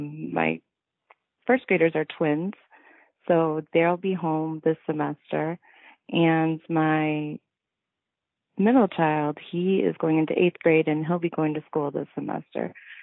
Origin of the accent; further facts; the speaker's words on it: Chicago, Illinois, United States; So I grew up in Chicago, in the city, in the south side, not in the suburbs, Chicago proper. So we lived in a bungalow.